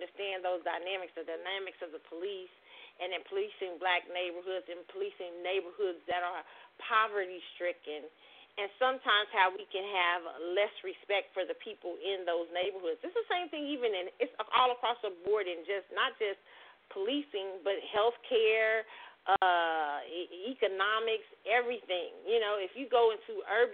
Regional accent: Midwest, United States; now in Texas, United States; when you grew up in the Midwest

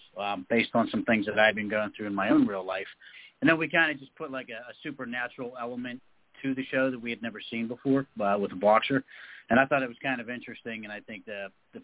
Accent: Pittsburgh, Pennsylvania, United States; I'm from Pittsburgh, Pennsylvania. I still live in Pittsburgh.

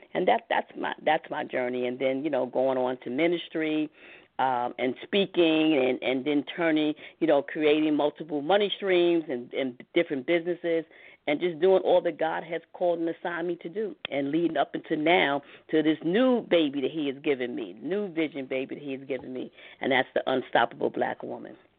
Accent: New York City, New York, United States; I grew up in Harlem, in Harlem, New York City.

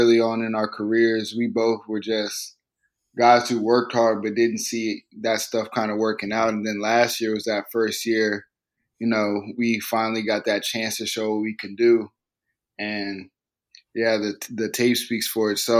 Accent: Virginia, United States; since I've lived in Virginia, and I've lived in Virginia for a while

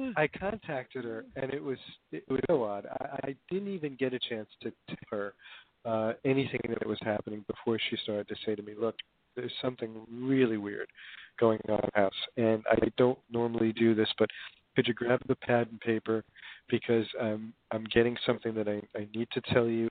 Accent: Hoboken, New Jersey, United States; I grew up in Hoboken, New Jersey

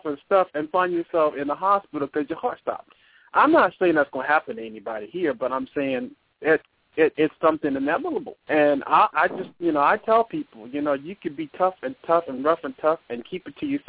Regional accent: United States; I'm American

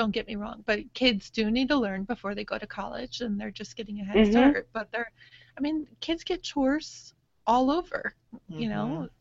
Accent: Rochester, New York, United States; moved away; my whole family is back in New York. I'm from Rochester originally

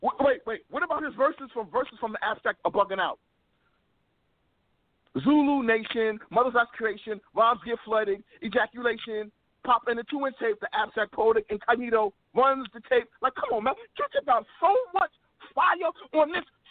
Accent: New York, United States; we're from New York

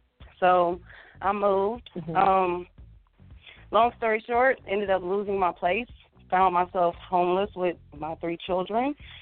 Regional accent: Atlanta, Georgia, United States; also born or lived in Marietta, Georgia; I pretty much grew up in Atlanta. I was born and raised in Atlanta. I spent a majority of my adolescence in Marietta, Georgia.

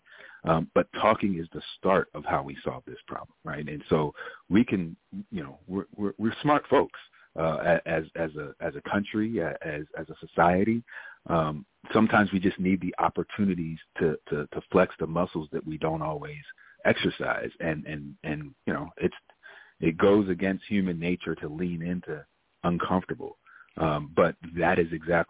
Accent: Maryland, United States; moved away as an adult; also born or lived in Ohio; born and raised in Maryland, went to school in Appalachia at Ohio University, and then kind of did my westward expansion across the country

